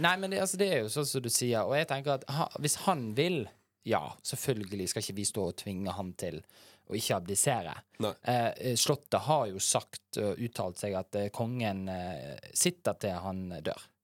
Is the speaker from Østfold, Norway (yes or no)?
no; Bergen, Vestland, Norway; Fyllingsdal, der jeg er fra.